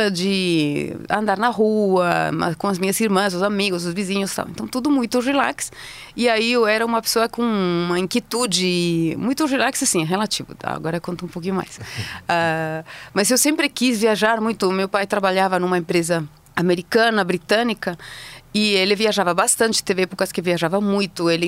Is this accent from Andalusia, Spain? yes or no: no; Madrid, Community of Madrid, Spain; Portuguese is a second language; also born or lived in Basque Country; Bom, eu sou espanhola, tenho 52 anos, nasci no norte da Espanha, no País Basco, numa cidadezinha minúscula que se chama Goibar. E fui para Madrid logo depois com os meus pais e cresci em Madrid, em volta de Madrid, na verdade, perto de Madrid.